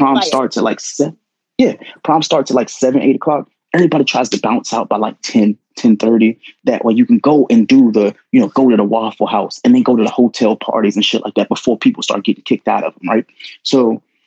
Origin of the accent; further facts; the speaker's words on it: Prince George's County, D.C. area, Maryland, United States; I went to a school in PG County